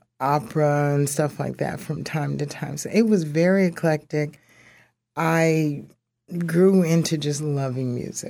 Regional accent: Carson, Mississippi, United States; I was born in Mississippi, and I was, there was my older brother, my older sister, me, and the sister that's right under me. And we lived with our grandparents in Carson, Mississippi.

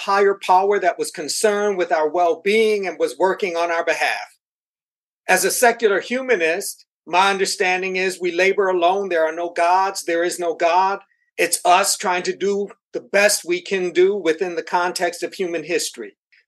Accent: Buffalo, New York, United States; born there; also born or lived in Boston / Minneapolis; now in Houston, United States; Well, I was born in Buffalo, New York. Moved from Buffalo to New York City, from New York City to Boston, Boston to Minneapolis, Minneapolis to Houston.

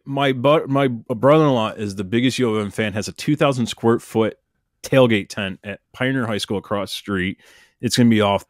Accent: United States; as an American

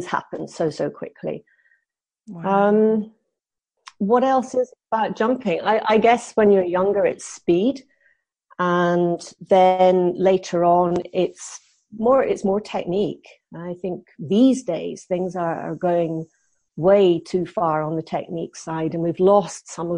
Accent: Scotland, United Kingdom; moved away as an adult; also born or lived in Essex; where I grew up in Scotland

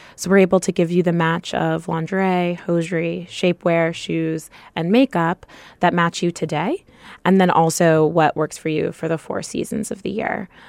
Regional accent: Topeka, Kansas, United States; moved away; I grew up in Topeka, Kansas, where there weren't a lot of people

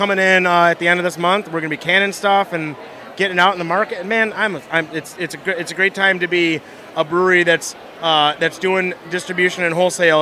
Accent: Spencerport, New York, United States; I'm actually originally from Rochester. I'm from Spencerport originally

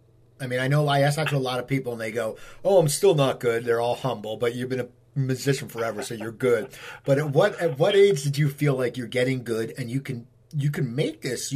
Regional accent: New Jersey, United States; moved away as an adult; also born or lived in Los Angeles, California; I grew up in New Jersey, you know, and I moved back 2 years ago.

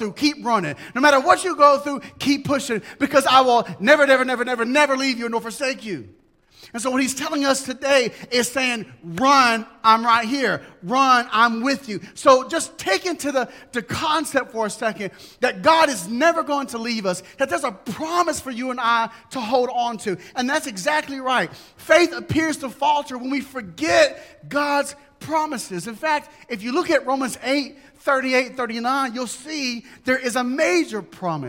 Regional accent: United States; being an American Christian

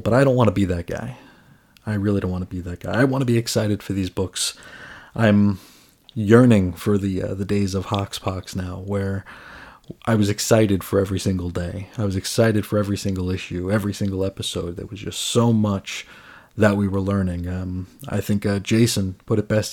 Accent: United States; as an American

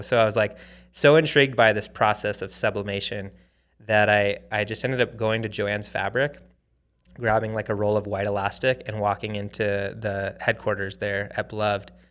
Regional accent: Arizona, United States; moved away as an adult; also born or lived in Hawaii; I grew up in Arizona

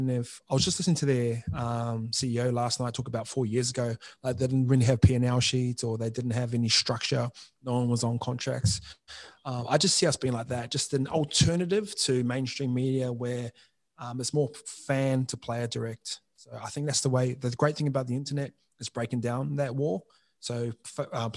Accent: New Zealand; moved away; I'll come from New Zealand and my hometown's got the highest youth suicide rate in the country

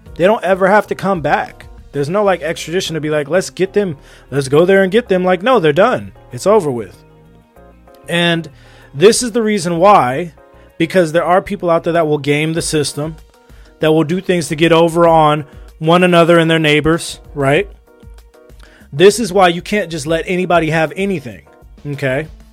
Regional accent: United States; also born or lived in Los Angeles; I'm an American, all right? Live in Los Angeles

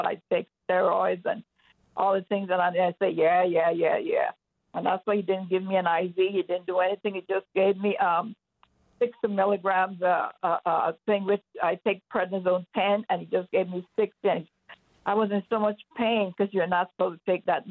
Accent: Texas, United States; moved away as an adult; now in Colorado, United States; I'm from Texas, really. I came here a month ago to go to Charis Bible College

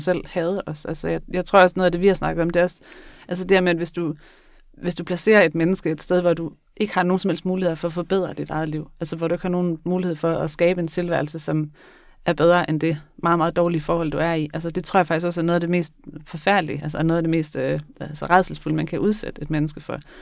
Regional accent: Skagen, North Denmark Region, Denmark; Jeg kommer fra Skagen

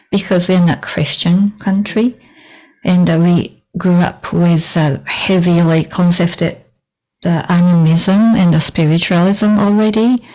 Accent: Shibuya, Tokyo, Japan; I grew up in Shibuya.

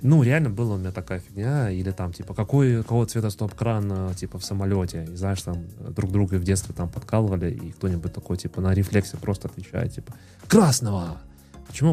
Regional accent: Minsk, Belarus; мы сами из Минска

